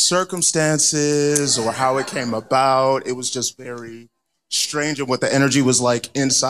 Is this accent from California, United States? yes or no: yes; Oakland, California, United States; I'm from Oakland.